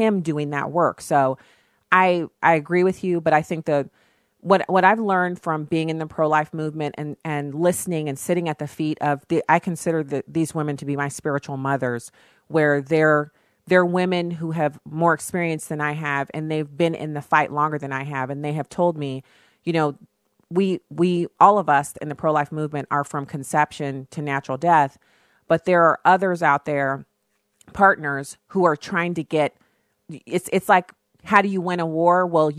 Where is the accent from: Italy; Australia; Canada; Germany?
Germany; And because he was in the military, I ended up growing up in Germany, me and my sister both.